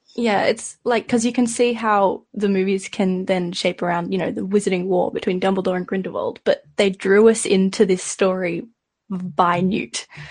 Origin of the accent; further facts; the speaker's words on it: Australia; I'm from Australia